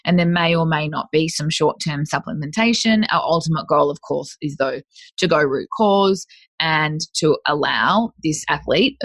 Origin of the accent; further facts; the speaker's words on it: North Queensland, Australia; I'm from North Queensland